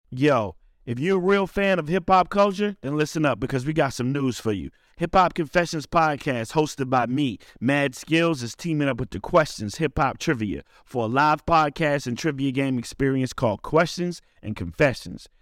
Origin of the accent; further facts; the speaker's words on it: Richmond, Virginia, United States; my hometown, Richmond, Virginia